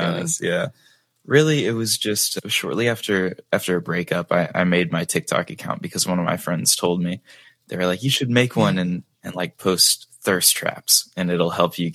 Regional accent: Dallas, Texas, United States; I am from Dallas, Texas in the United States, which I've lived here my entire life

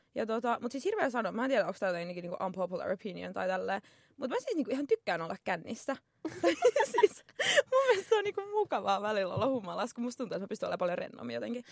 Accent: Tampere, Pirkanmaa, Finland; accent: Tampere dialect; olen tamperelainen, kuuluu ehkä murteesta

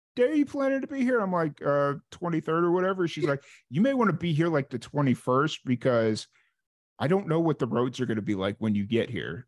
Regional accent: Chicago, Illinois, United States; now in Florida, United States; that's where I'm from. I grew up around Chicago

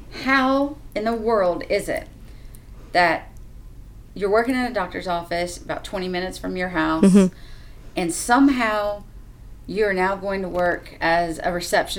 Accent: Charlotte, North Carolina, United States; So I grew up in Charlotte.

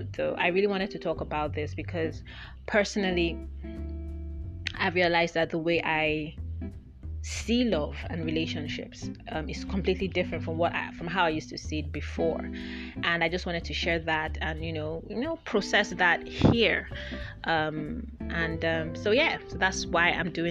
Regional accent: Nigeria; also born or lived in United Kingdom / Lagos, Nigeria; when I moved back to Nigeria

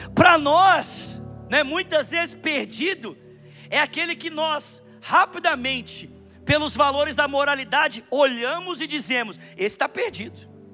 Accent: Bauru, São Paulo, Brazil; moved away; nós tivemos na minha cidade natal, Bauru

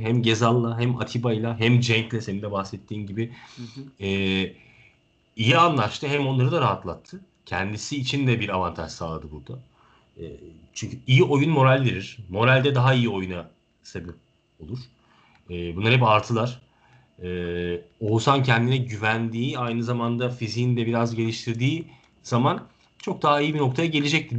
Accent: Turkey; Ben tabii ki bir Türk evladı olarak

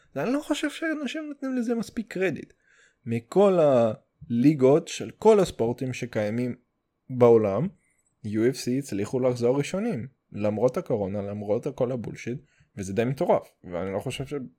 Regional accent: Russia; Hebrew is a second language; now in Israel; אני רוסי

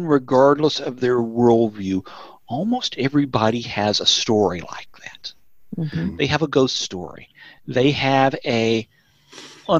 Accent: Tennessee, United States; also born or lived in Indiana / Georgia; now in North Texas, United States; I grew up in Tennessee

